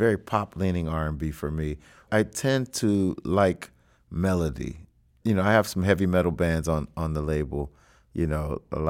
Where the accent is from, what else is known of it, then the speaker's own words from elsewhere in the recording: Cincinnati, Ohio, United States; Growing up listening to music, I grew up in Cincinnati, and I listened to everything I loved